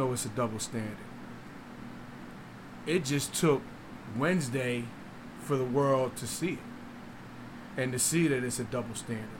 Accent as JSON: {"language": "English", "region": "Delaware", "country": "United States", "moved": "yes", "said": "But when I came down here from Delaware, bro, it's under the carpet racism."}